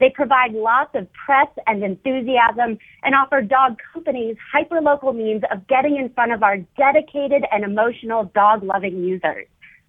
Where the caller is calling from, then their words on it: New Orleans, Louisiana, United States; I'm calling from New Orleans.